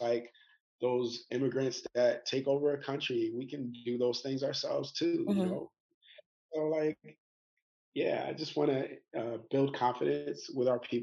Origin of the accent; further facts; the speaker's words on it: New York City, New York, United States; moved away as an adult; also born or lived in Atlanta; now in Bangkok, Thailand; I'm from New York City